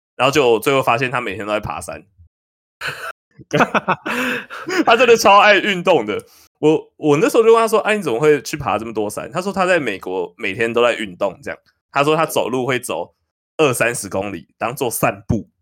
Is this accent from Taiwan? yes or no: yes; New Taipei, Taiwan; 我是新北人